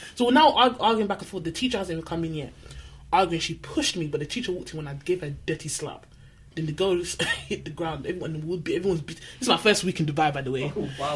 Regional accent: London, United Kingdom; I was from Manor House

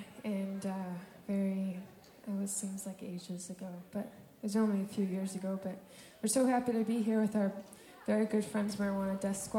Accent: Minnesota, United States; because I'm from Minnesota, I talk about the weather quite a bit

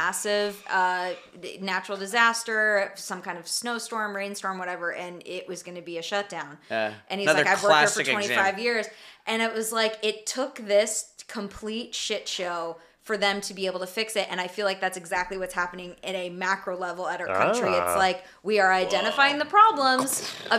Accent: Tucson, Arizona, United States; growing up in Tucson

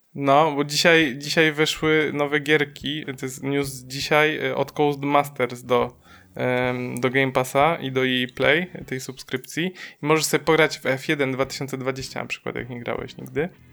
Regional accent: Silesian Voivodeship, Poland; my jesteśmy ze Śląska

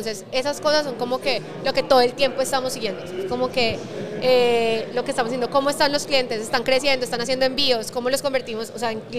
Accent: Cali, Valle del Cauca, Colombia; De Cali, pero

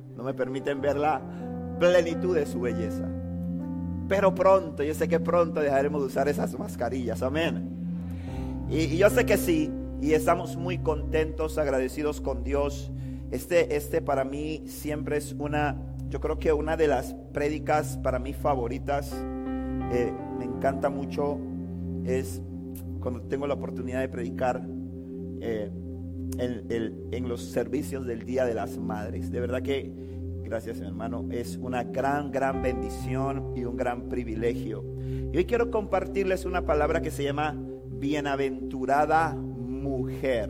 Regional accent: Panama City, Panama; nosotros vivimos en Panamá, yo me crié toda mi vida en Río Abajo, viví 29 años de mi vida en Río Abajo

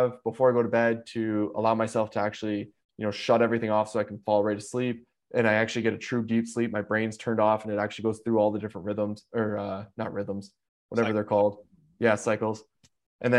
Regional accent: Canada; also born or lived in Chicago; I'm Canadian

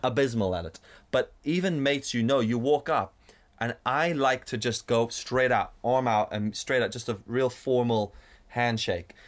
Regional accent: South Africa; now in Northern Ireland, United Kingdom; growing up in South Africa, we had friends in school who were black

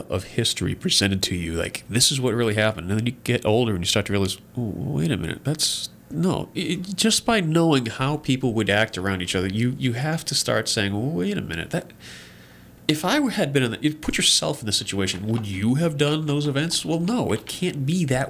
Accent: New England, United States; moved away; I grew up in New England

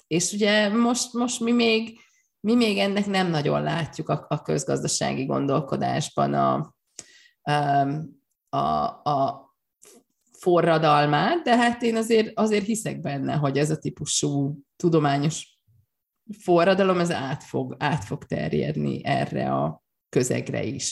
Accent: Hungary; also born or lived in Great Britain; csak én vagyok magyarként az egyetlen

